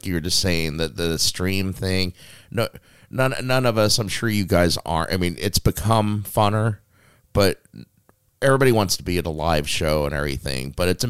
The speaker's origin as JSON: {"language": "English", "town": "Las Vegas", "region": "Nevada", "country": "United States", "tie": "born or raised there", "said": "Las Vegas."}